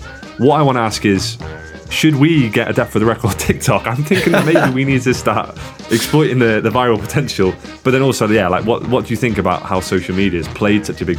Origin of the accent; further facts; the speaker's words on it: Swansea, Wales, United Kingdom; I guess all I'll say is that I'm not from Peterborough. I'm actually from Swansea, mate. So you wouldn't really understand what it's like to be from one of the principalities that has been demonised by England.